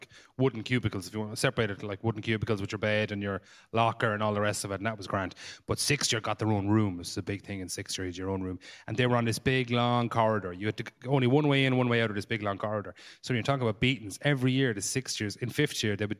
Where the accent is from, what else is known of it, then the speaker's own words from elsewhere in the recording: West Limerick, Munster, Ireland; I'm from West Limerick, the countryside.